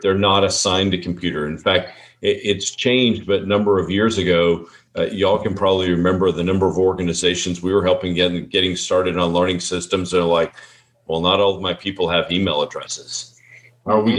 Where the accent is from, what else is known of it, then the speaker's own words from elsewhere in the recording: Texas, United States; We're from Texas